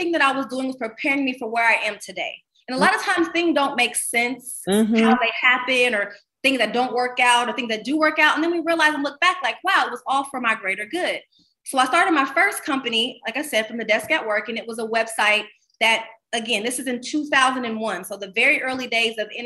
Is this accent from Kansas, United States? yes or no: no; Columbus, Ohio, United States; moved away; also born or lived in Los Angeles / Miami; I moved back to my hometown of Columbus, Ohio.